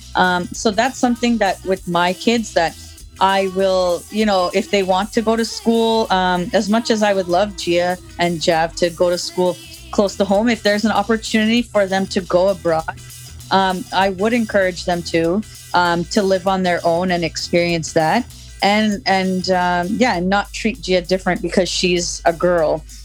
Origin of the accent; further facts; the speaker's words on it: Oakville, Ontario, Canada; also born or lived in Toronto; I grew up in Oakville